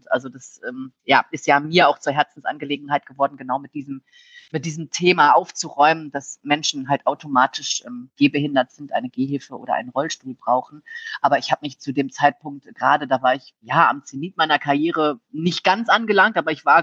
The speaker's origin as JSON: {"language": "German", "region": "Rhineland", "country": "Germany", "said": "Ich meine, das, ich bin sehr offen und ich komme aus dem Rheinland"}